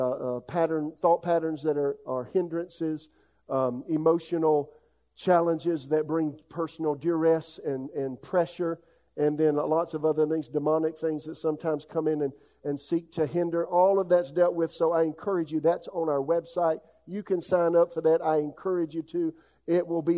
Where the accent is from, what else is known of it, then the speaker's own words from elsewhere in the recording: United States; I am an American by birth